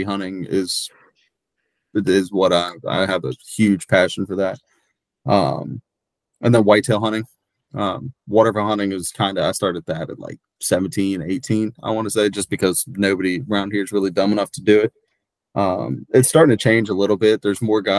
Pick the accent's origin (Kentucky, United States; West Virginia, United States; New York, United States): West Virginia, United States; Shepherdstown; I'm from a little town called Shepherdstown, West Virginia.